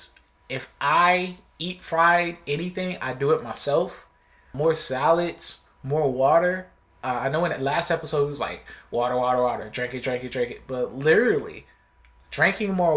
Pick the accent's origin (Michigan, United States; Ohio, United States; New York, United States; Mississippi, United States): New York, United States; Buffalo; I'm from Buffalo